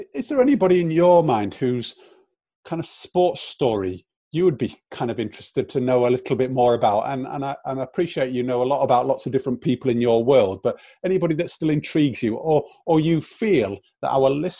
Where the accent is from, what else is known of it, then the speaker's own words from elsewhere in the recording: South Africa; Born and brought up in South Africa